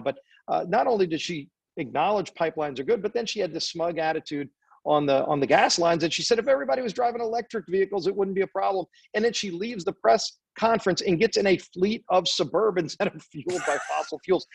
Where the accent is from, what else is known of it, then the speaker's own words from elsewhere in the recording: New Orleans, Louisiana, United States; I come from New Orleans